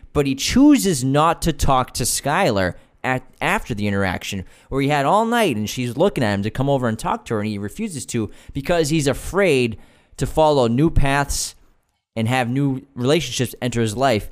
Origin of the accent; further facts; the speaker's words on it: Boston, Massachusetts, United States; moved away as an adult; now in Los Angeles, United States; we grew up in Boston and we didn't have much